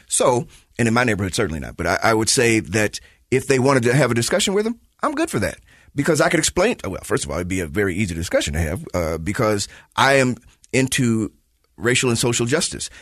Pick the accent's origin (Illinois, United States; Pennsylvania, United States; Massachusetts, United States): Illinois, United States; Chicago; moved away; I am from Chicago